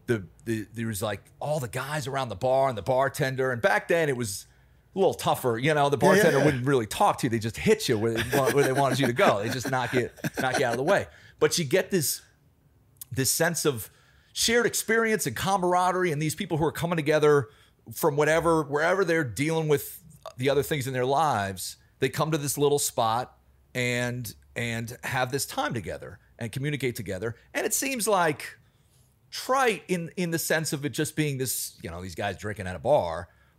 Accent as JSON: {"language": "English", "town": "Alexandria", "region": "Virginia", "country": "United States", "tie": "born or raised there", "said": "So I grew up in Alexandria, Virginia, which is right outside DC. I was just sort of a DC kid."}